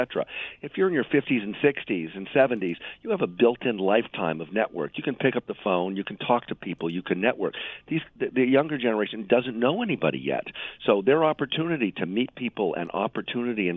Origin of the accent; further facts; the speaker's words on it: New York, United States; I'm also still a New Yorker. I'm still a New Yorker